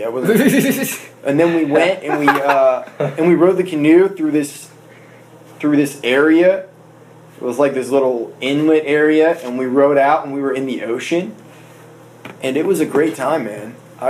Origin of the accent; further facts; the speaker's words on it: South Florida, United States; I was born down in South Florida.